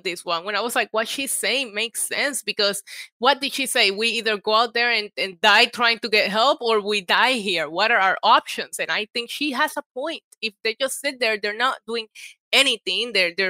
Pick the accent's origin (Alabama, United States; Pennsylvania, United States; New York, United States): New York, United States; as a New Yorker, she lost me at the Central Park horse carriage ride